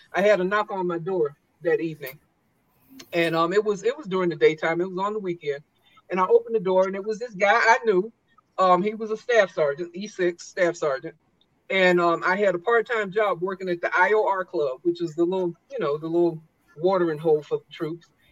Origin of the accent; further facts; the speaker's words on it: South Carolina, United States; moved away as an adult; I grew up in South Carolina